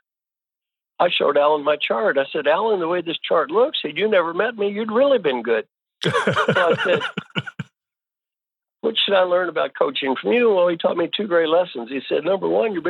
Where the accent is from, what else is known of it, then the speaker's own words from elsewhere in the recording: Kentucky, United States; moved away; also born or lived in Indiana / California; I was born in Kentucky. I went to school in Indiana.